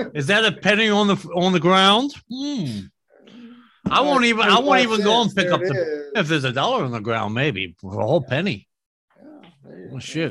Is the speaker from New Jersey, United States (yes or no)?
yes; New Jersey, United States; moved away; I'm from New Jersey